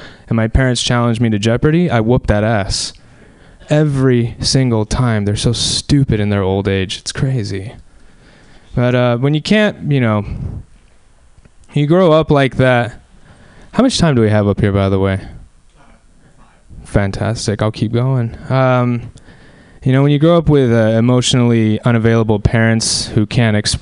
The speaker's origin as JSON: {"language": "English", "town": "Anaheim", "region": "California", "country": "United States", "said": "I'm from Southern California. I'm from Anaheim, which is where Disneyland is"}